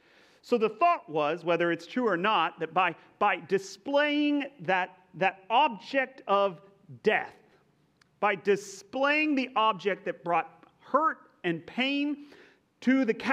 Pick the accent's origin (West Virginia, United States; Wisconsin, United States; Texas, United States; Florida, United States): Texas, United States; accent: Texas; now in California, United States; I am not from California, okay? I grew up in Texas, of all places, right?